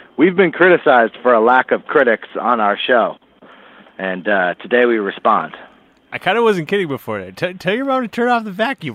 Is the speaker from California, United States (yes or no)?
yes; Berkeley, California, United States; moved away; I'm in my hometown, lovely Berkeley, California